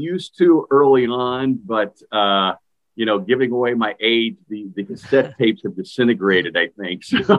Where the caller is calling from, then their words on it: Alexandria, Virginia, United States; I am checking in from the East Coast, Alexandria, Virginia, to be specific.